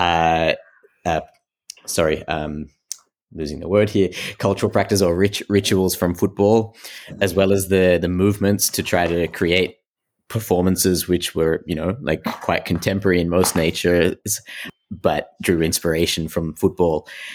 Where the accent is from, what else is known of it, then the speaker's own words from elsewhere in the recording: Australia; now in Antwerp, Belgium; I am originally from Australia, but my parents come from Sri Lanka. But I am now living in Antwerp in Belgium